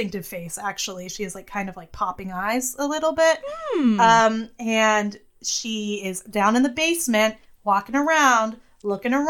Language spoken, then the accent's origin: English; Massachusetts, United States; we are just from Massachusetts